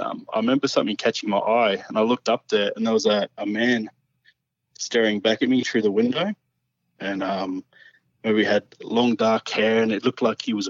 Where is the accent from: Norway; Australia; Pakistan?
Australia; now in Central Queensland, Australia; I grew up in the Black Hawk Range